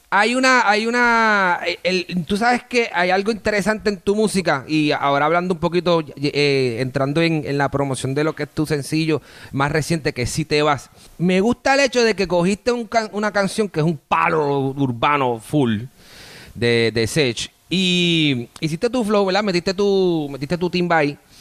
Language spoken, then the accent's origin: Spanish; Bayamón, Puerto Rico; now in Miami, United States; yo soy de Bayamón, yo soy de Bayamón, aunque tengo estas palmitas. Y activo, yo, vivo acá en la ciudad de Miami